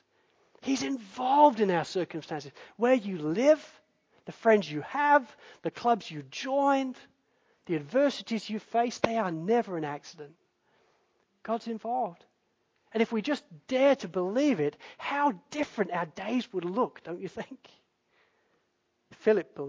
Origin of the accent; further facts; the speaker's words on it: Spalding, East Midlands, United Kingdom; the church that I grew up in Spalding